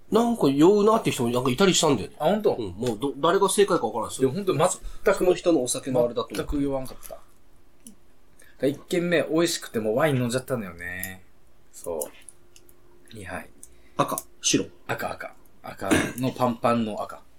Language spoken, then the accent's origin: Japanese; Yokohama, Kanagawa, Japan; 横浜育ちだから、生まれの。